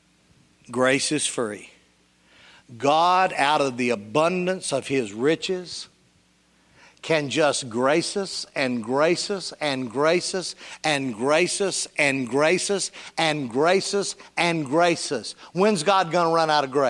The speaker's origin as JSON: {"language": "English", "town": "Union City", "region": "Tennessee", "country": "United States", "tie": "born or raised there", "said": "I was raised in Union City, Tennessee."}